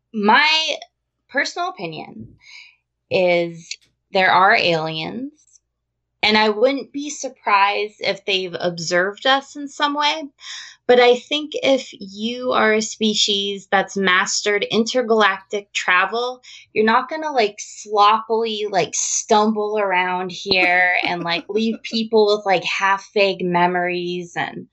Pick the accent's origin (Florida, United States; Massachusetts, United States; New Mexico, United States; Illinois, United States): New Mexico, United States; also born or lived in Las Vegas; Well, I grew up in New Mexico. We ended up moving to Las Vegas. My family almost moved to Roswell.